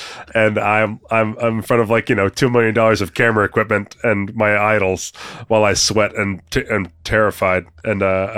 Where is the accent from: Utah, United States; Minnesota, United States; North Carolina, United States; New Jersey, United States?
New Jersey, United States; moved away as an adult; now in Las Vegas, United States; Originally from Jersey, but I've been out in Vegas since 2008.